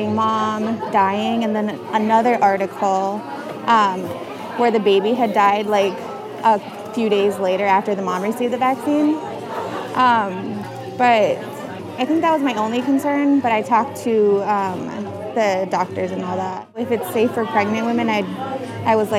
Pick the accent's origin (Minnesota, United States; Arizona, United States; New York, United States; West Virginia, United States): Minnesota, United States; Bois Forte; I am from Boys Ford.